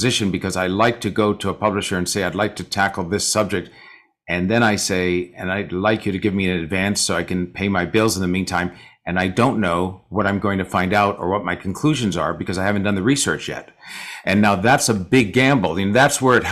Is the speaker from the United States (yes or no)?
yes; San Francisco, California, United States; a lot of my friends did who I grew up with in San Francisco